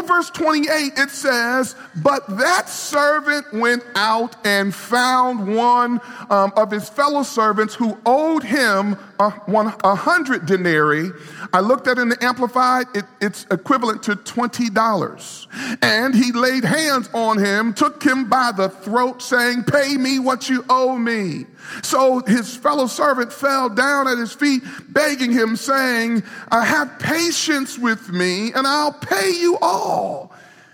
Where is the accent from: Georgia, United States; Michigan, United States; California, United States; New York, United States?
New York, United States; New York City; moved away; I grew up in New York City, and all my life, and so we've been here for our ministry, we've been here. But I grew up in New York City